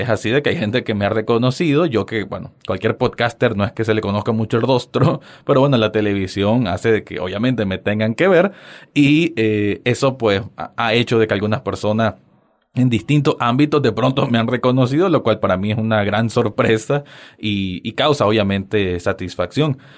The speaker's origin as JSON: {"language": "Spanish", "country": "Nicaragua", "said": "me alegra mucho saber de que hay personas fuera de mi, de mi tierra"}